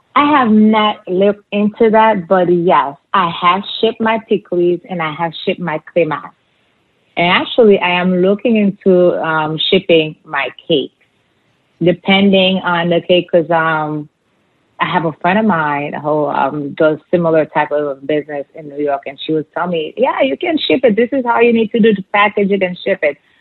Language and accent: English; Haiti; moved away; where we grew up, the neighborhood